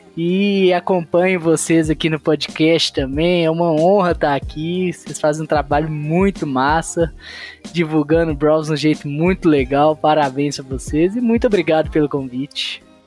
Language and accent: Portuguese; Belo Horizonte, Minas Gerais, Brazil; sou de Belo Horizonte